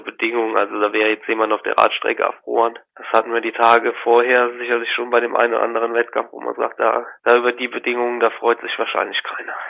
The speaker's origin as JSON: {"language": "German", "area": "Eidelborn", "region": "Rhineland-Palatinate", "country": "Germany", "tie": "born or raised there", "said": "ich bin in Eidelborn aufgewachsen, da lebe ich jetzt noch, das ist zwischen Koblenz und Montabaur."}